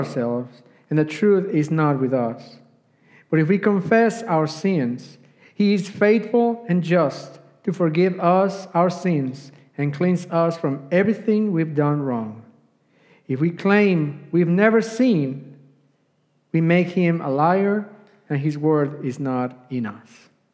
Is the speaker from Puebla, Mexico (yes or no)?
yes; Puebla, Mexico; English is a second language; moved away; I grew up in Mexico, Puebla, Mexico. That's where I come from